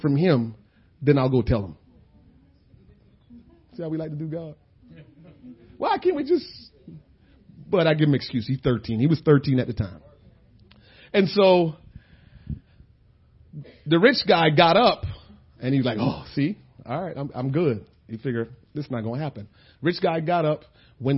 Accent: New Jersey, United States; We said, New Jersey

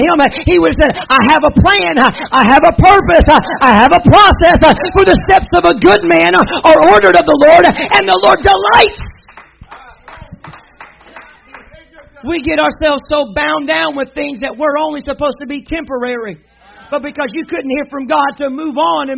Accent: Arkansas, United States; I'm from Arkansas.

